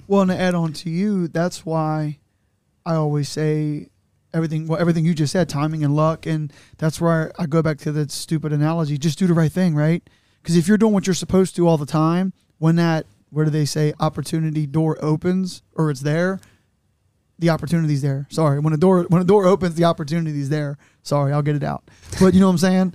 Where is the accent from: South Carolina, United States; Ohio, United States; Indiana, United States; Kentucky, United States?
Kentucky, United States; Newport; I grew up in the West in a Newport on welfare